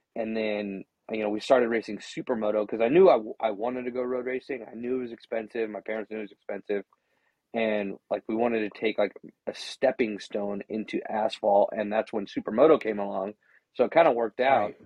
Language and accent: English; Gonzales, California, United States; I was born and raised in Gonzales, just south of there